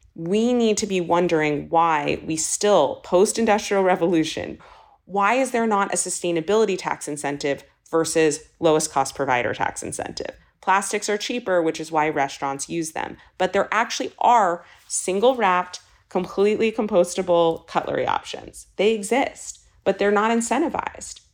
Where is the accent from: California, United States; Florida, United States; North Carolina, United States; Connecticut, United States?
California, United States; Los Angeles; moved away; also born or lived in East Coast; I'm born and raised in Los Angeles, and so much of growing up in California